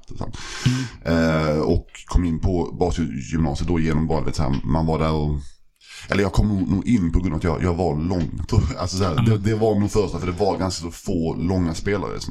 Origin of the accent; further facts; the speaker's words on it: Malmö, Skåne, Sweden; Jag växte upp i, alltså i, i Malmö, mm. en, i en förort som heter Limhamn. Precis vid, vid alltså vattnet, så västra, mm. eh, västra Malmö.